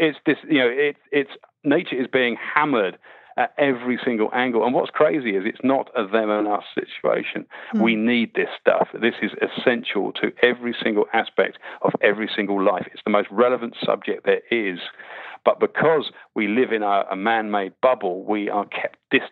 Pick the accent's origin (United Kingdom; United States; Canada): United Kingdom; Winnie the Pooh land, South East England; I grew up, weirdly enough, I grew up in Winnie the Pooh land. I used to learn to bird watch in 500 acre wood or 100 acre wood